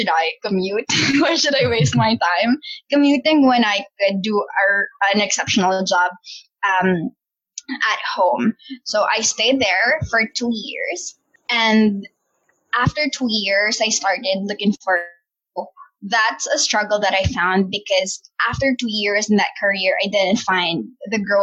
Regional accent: Baguio, Cordillera Administrative Region, Philippines; moved away as an adult; also born or lived in Manila; when I graduated from college, I came from Baguio City

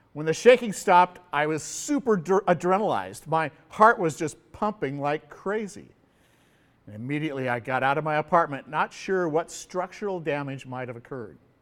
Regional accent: Pasadena, California, United States; moved away as an adult; now in Honolulu, United States; I was born and raised in California

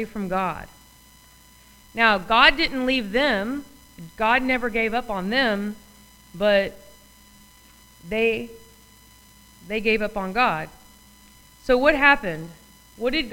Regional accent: United States

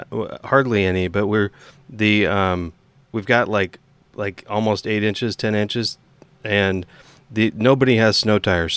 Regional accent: Washington, United States; I grew up in Eastern Washington and would go around and people would say, oh, so it rains all the time there.

